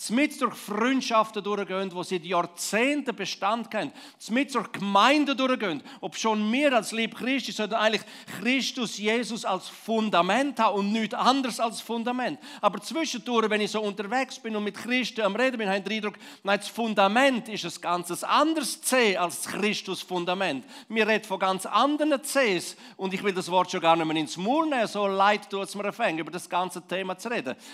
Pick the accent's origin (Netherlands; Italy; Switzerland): Switzerland; vielleicht uns als Schweizer, als Liebchristen im ganz Allgemeinen?